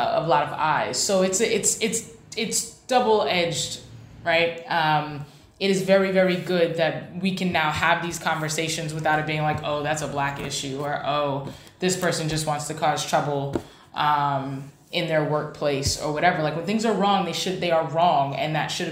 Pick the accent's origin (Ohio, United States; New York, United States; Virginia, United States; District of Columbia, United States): New York, United States; New York City; now in Washington, D.C., United States; I'm from New York, born in the Bronx